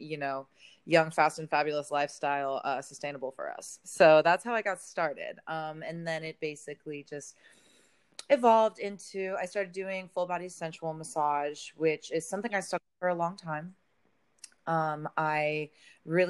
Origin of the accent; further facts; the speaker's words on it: the Bay Area, California, United States; moved away; I'm originally from the Bay.